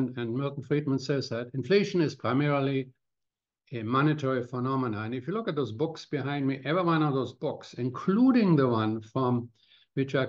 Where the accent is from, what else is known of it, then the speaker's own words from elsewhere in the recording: Cologne, North Rhine-Westphalia, Germany; now in Canada; my hometown of Cologne